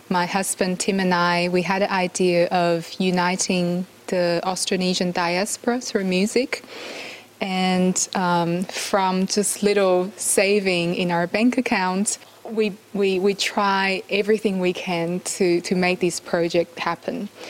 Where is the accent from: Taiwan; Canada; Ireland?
Taiwan; And I said, I'm from Taiwan.